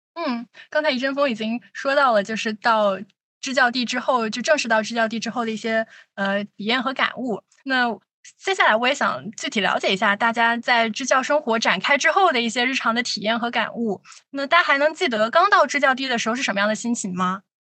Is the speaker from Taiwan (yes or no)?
no; southern China, China; 作为一个南方人